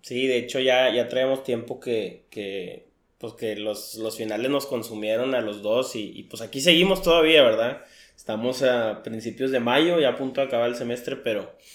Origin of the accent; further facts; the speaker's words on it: Mexico; como mexicano